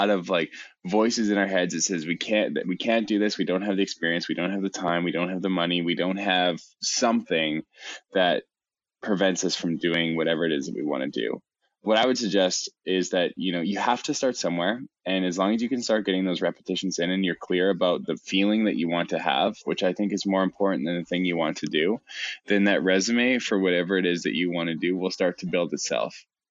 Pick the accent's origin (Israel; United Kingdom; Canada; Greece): Canada; I'm Canadian